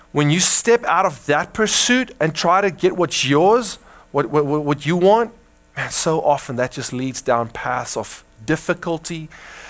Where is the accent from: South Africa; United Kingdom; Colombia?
South Africa; now in United States; I grew up in Africa, I grew up with a westernized mindset of individualization and self-actualization, and the striving to be somebody is very much ingrained in our hearts as Afrikaners as well